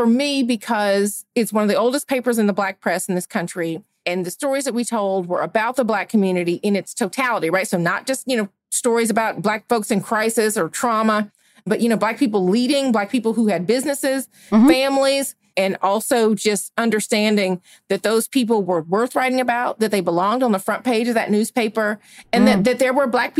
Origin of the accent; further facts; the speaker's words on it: Georgia, United States; Ahmaud Arbery, who had happened in my home state of Georgia, had just been killed.